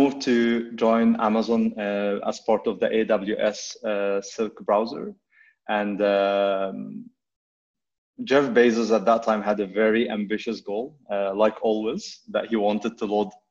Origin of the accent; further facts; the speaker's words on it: Egypt; moved away as an adult; also born or lived in Vancouver, Canada; I grew up in Egypt